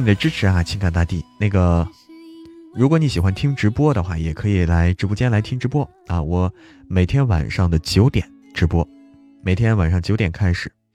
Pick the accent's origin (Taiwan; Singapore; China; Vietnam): China; Hebei; moved away; 我河北的